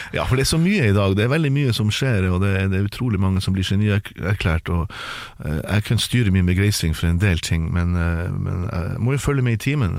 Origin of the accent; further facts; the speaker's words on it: Tromsø, Troms, Norway; det er der jeg vokste opp